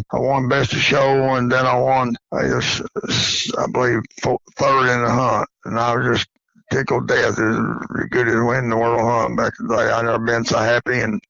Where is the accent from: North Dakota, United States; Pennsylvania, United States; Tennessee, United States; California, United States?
Tennessee, United States; Athens; also born or lived in Sweetwater, Tennessee; I'm from a family of seven. I was born and raised in McMinn County, Athens, Tennessee, on March the 7th, 1948. That's where I growed up.